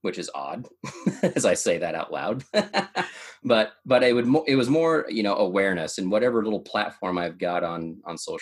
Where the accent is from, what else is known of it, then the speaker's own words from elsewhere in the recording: United States; also born or lived in Idaho, United States / Oregon, United States; now in Utah, United States; I grew up in Idaho, grew up in Oregon